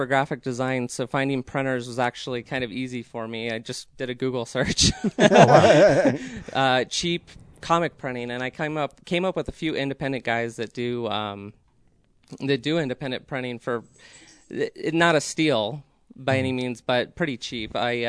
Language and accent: English; Aurora, Colorado, United States; I grew up in Aurora, Colorado, and I've always had a fascination for nerdy things.